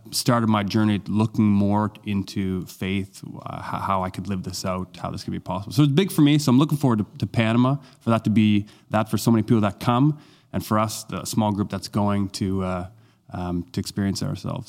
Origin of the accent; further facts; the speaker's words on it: Halifax, Nova Scotia, Canada; I was among about three hundred or so folks that came from my hometown, he, uh, Halifax